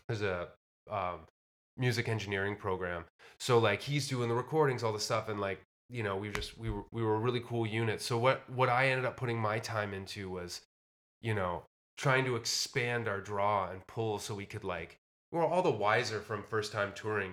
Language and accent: English; Windsor, Ontario, Canada; also born or lived in Nashville; now in Toronto, Canada; close to my hometown of Windsor